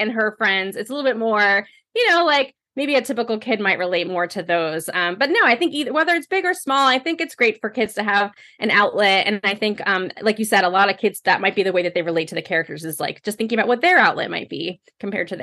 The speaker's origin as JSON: {"language": "English", "country": "United States", "tie": "born or raised there", "moved": "yes", "lives_now": "Connecticut, United States", "said": "I grew up right outside of New York City"}